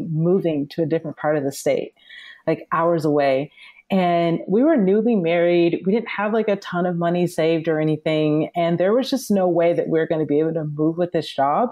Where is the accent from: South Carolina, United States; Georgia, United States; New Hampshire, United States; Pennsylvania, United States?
Georgia, United States; Atlanta; now in Los Angeles, United States